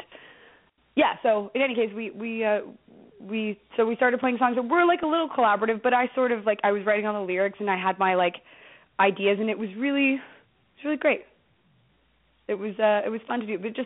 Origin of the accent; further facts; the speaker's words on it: Toronto, Ontario, Canada; also born or lived in New York; now in Toronto, Canada; we're all from Toronto